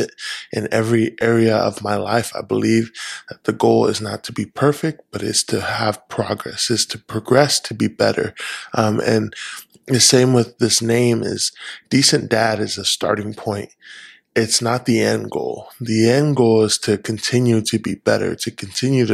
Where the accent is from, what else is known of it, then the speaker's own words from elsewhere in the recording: California, United States; moved away as an adult; now in Washington, United States; I was born and raised in California for the first 20 something years of my life, lived there. I'm a California boy through and through